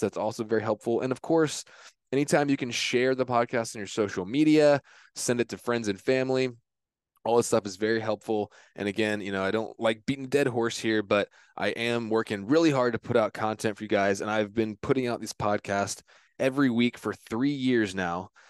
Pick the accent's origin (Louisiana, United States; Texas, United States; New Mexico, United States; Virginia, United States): Virginia, United States; also born or lived in Tampa, Florida; I grew up in Virginia